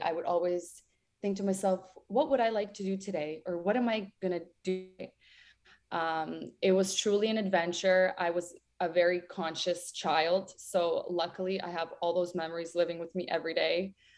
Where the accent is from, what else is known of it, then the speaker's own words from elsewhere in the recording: a village near Ternopil, Ternopil Oblast, Ukraine; moved away; also born or lived in Toronto; Growing up in Ukraine was absolutely amazing. I grew up in a village 24 kilometers away from Ternopil